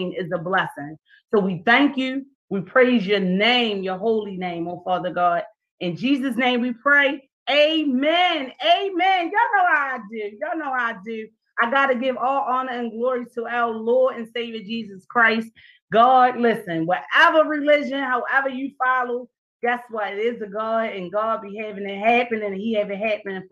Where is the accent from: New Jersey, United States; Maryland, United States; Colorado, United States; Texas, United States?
Maryland, United States; Baltimore; Baltimore City because it's my hometown, born and raised, and I'm still here